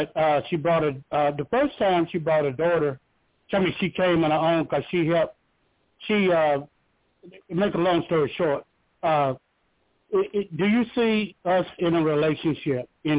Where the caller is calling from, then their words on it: Georgia, United States; from Georgia.